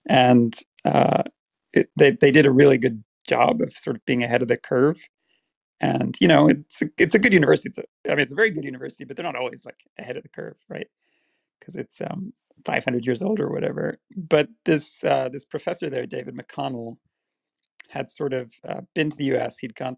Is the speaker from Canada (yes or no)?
no; Dublin, Leinster, Ireland; So if you're from South, the part of South Dublin I'm from, the accent is actually not very strong.